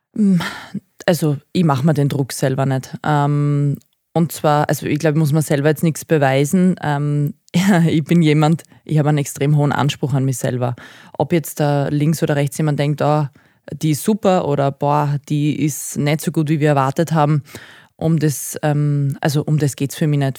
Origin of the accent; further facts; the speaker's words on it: Graz, Styria, Austria; moved away; also born or lived in Thal; ich bin tatsächlich aber Grazerin